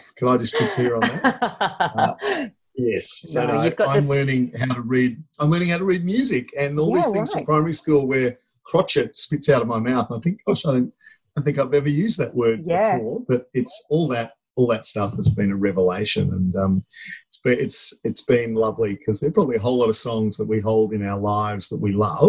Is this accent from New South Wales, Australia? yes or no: no; Queensland, Australia; now in Melbourne, Australia; as a Queenslander originally